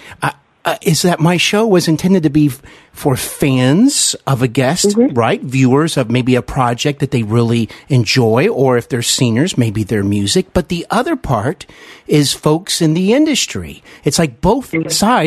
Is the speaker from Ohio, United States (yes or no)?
yes; Dayton, Ohio, United States; now in Cincinnati, United States; I'm from actually Dayton, Ohio, but I'm here in Cincinnati, which mm-hmm. I consider a part of my hometown